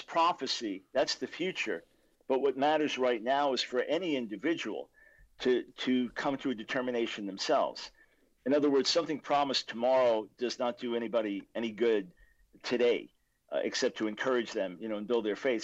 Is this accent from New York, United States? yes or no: yes; Long Island, New York, United States; I was born in New York City, 1955. My dad became the senior lawyer in the New York Supreme Court. Then we moved to Long Island when I was about seven. So I was raised in a conservative Jewish home